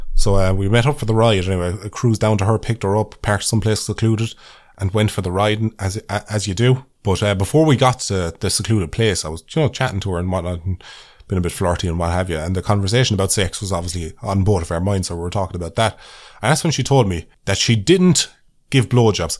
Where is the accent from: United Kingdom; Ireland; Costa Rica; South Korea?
Ireland; as an Irish person